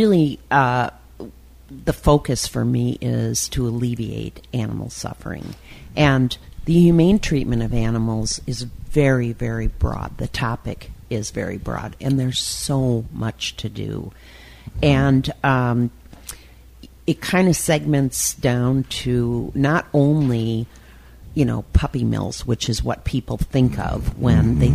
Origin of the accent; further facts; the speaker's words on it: Milwaukee, Wisconsin, United States; now in Twin Cities, United States; I grew up in on the Italian east side of Milwaukee.